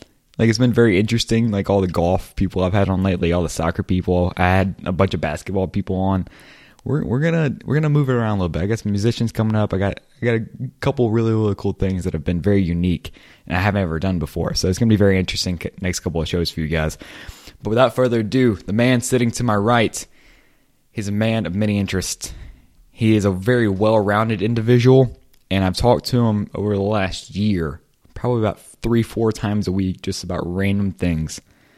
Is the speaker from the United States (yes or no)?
yes; Lake Charles, Louisiana, United States; I'm from Lake Charles, Louisiana.